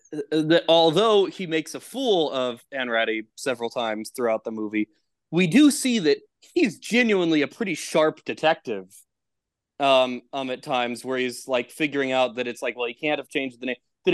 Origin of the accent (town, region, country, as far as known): Texas, United States